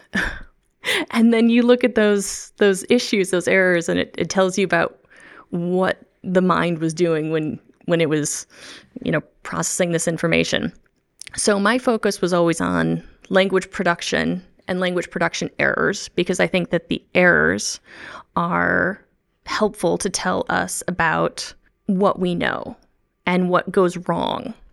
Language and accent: English; the Midwest, near the Chicago area, Illinois, United States; first language English; moved away; I'm a native English speaker. I grew up in the Midwest in the United States of America, um, near the Chicago land area